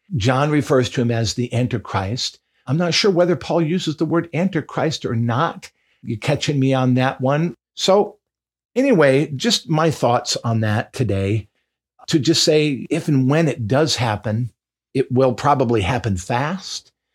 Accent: Michigan, United States; moved away; my home state of Michigan

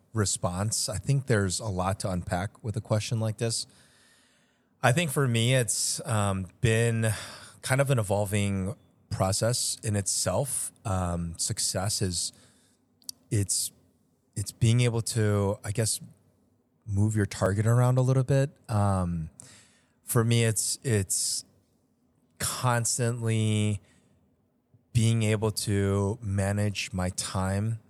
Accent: Chicago, Illinois, United States; also born or lived in Seoul, South Korea; I was born in Seoul and have been living here in Chicago pretty much my entire life

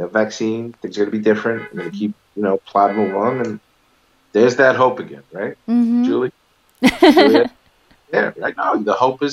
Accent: New York City, New York, United States; I grew up in Manhattan in a place called Stuyvesant Town

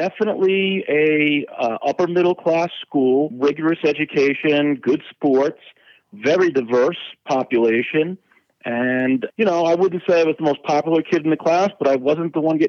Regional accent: Rockland County, New York, United States; moved away as an adult; also born or lived in Queens, New York; now in California, United States; Originally from New York. I was born in Queens, and then we moved to a place called Rockland County, which is about 25 miles north and across the Hudson from the major part of New York City.

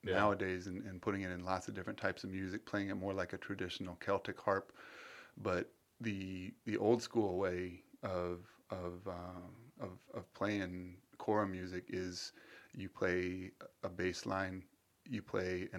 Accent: St. Petersburg, Florida, United States; moved away as an adult; also born or lived in Boston; when I was growing up in St. Pete

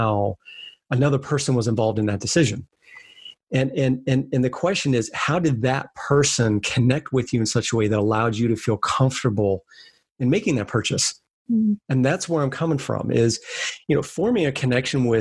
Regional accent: Bethany Beach, Delaware, United States; it's Delaware, Southern Delaware, beach town called a little outside Bethany Beach.

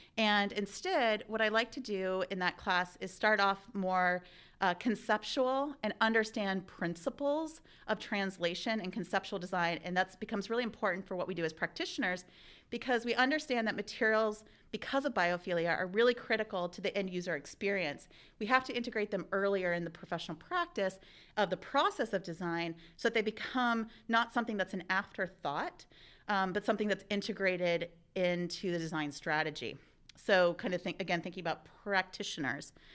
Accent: Ohio, United States; moved away; also born or lived in Oregon; I'm an Ohioan originally, so it was really nice coming back to my home state

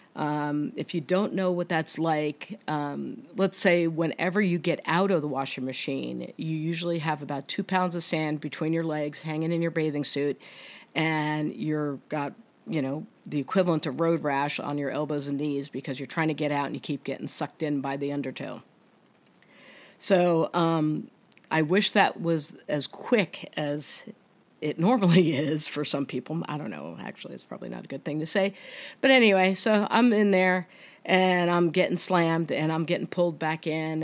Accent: New Jersey, United States; I'm from New Jersey

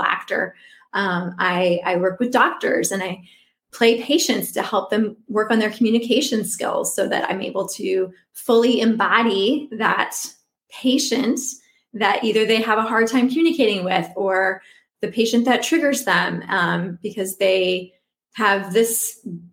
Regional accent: Omaha, Nebraska, United States; now in Arlington, United States; I'm originally from Omaha, Nebraska. So I'm, you know, a Midwesterner at heart

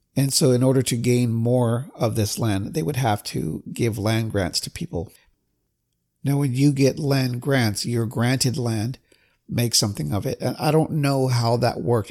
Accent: California, United States; being Native American myself from California

